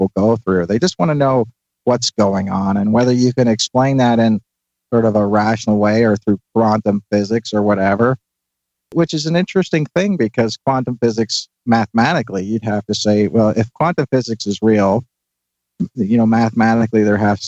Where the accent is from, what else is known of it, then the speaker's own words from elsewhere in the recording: Northern Ireland, United Kingdom; moved away as an adult; now in United States; I grew up in Northern Ireland in the 1970s